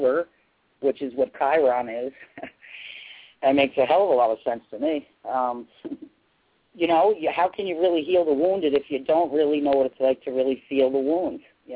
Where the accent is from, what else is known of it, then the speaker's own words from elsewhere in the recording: New Rochelle, New York, United States; moved away as an adult; also born or lived in Eastchester, New York; now in Maine, United States; I was born and raised in New Rochelle, New York, and pretty much raised in Eastchester and New Rochelle most of my life